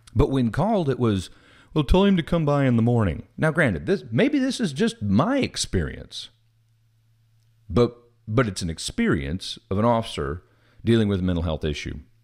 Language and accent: English; Missouri, United States; moved away; I am originally from Missouri